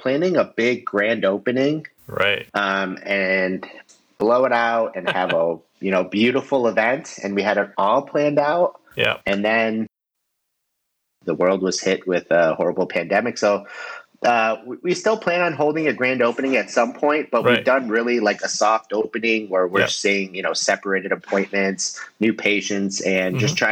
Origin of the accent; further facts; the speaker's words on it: Michigan, United States; moved away as an adult; now in Florida, United States; I am from Michigan